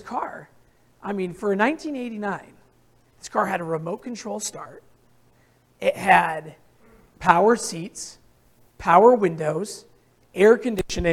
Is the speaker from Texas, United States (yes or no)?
no; Hartwellville, Vermont, United States; I grew up in Hartwellville, Vermont